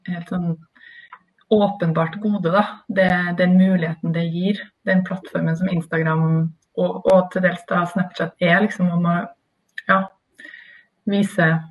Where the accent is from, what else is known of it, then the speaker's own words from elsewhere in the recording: Trondheim, Trøndelag, Norway; now in Oslo, Norway; jeg er i hvert fall født og oppvokst i Trondheim